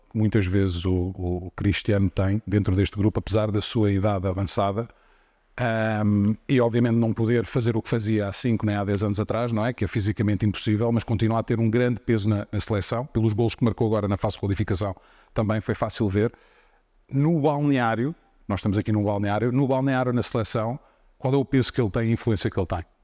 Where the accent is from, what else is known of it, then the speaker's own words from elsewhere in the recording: Portugal; como português